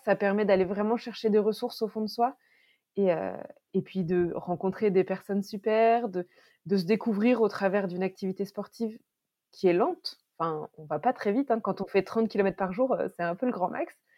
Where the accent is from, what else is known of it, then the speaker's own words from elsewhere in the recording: Berry, Centre-Val de Loire, France; moved away as an adult; also born or lived in Paris; on a décidé de revenir dans ma région natale, le Berry